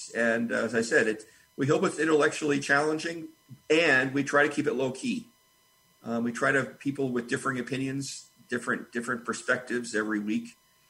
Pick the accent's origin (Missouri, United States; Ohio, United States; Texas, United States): Missouri, United States; Columbia; I'm from Columbia, Missouri.